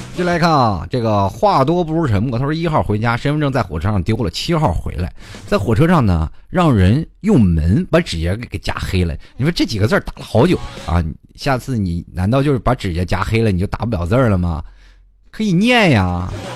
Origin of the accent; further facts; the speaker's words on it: Hangzhou, Zhejiang, China; 我就是杭州人呐